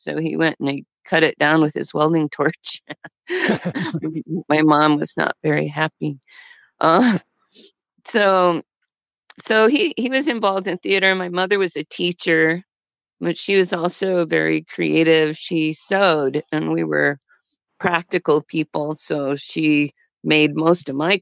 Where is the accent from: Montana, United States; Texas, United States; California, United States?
Texas, United States; Fort Worth; I was born in Fort Worth, Texas